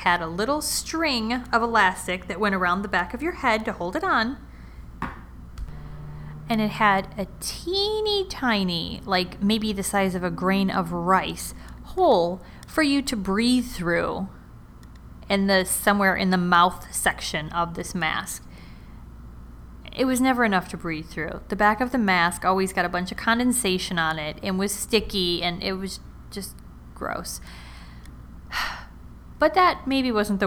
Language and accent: English; Chicago, Illinois, United States; I grew up in Chicago.